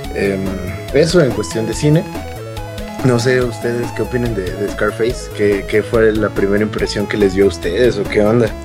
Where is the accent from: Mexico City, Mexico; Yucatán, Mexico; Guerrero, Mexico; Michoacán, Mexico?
Guerrero, Mexico; Acapulco; yo soy de Acapulco